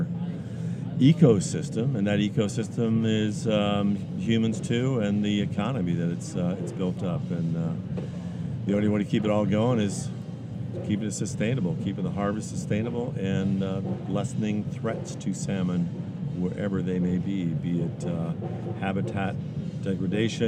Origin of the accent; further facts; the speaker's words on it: Southeast Alaska, United States; we're from Southeast